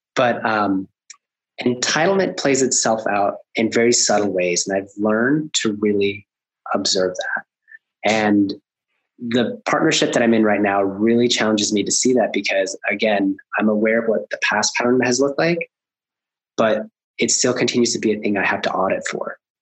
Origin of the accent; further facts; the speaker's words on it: Alaska, United States; also born or lived in Colombia; we immigrated from Colombia. We moved up to Alaska, which in the 80s, it was basically the bottom of the recession